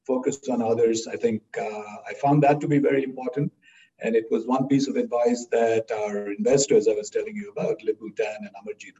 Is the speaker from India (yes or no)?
yes; India; moved away as an adult; also born or lived in Ithaca, United States; now in Austin, United States; I grew up in India